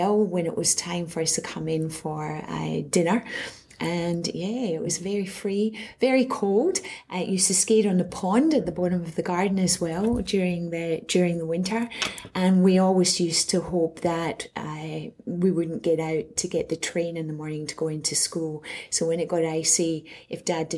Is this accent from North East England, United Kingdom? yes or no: no; Glasgow, Scotland, United Kingdom; moved away as an adult; also born or lived in Edinburgh; now in Townsville, Australia; I grew up in Glasgow